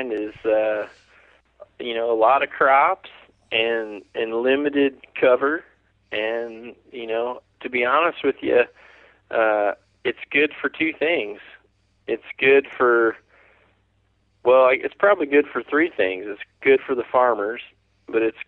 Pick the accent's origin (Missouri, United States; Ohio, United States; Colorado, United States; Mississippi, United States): Mississippi, United States; I'm from Mississippi, which I think is part of your birthright. I think if you don't shoot a turkey before you're 10 in the state of Mississippi